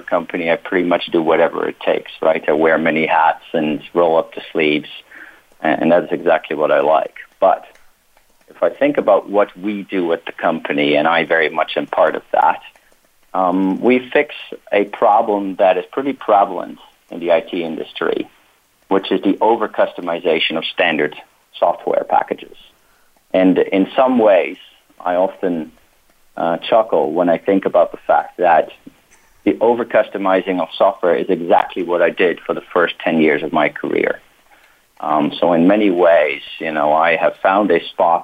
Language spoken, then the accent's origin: English; Belgium; also born or lived in Netherlands; now in United States; I was born in the Netherlands, but grew up close to Brussels in Belgium